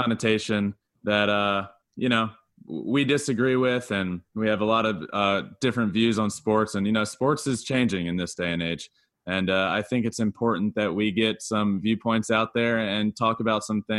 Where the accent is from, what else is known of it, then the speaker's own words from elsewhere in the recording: Richmond, Virginia, United States; I grew up in Richmond, Virginia, and went to college at Old Dominion University, where I played baseball for 3 years.